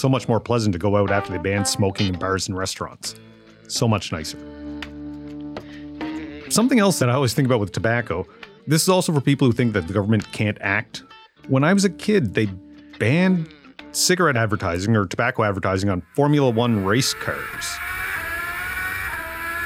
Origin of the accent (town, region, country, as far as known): Amherst, Nova Scotia, Canada; born or raised there; moved away